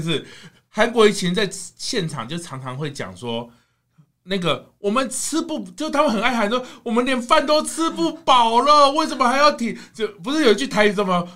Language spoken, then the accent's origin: Chinese; Kaohsiung, Taiwan; 你跑到我的家乡